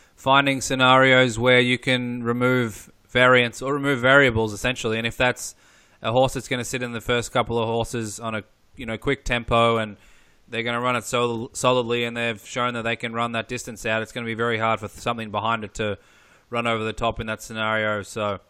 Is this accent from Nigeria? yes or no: no; Melbourne, Victoria, Australia; I grew up in Melbourne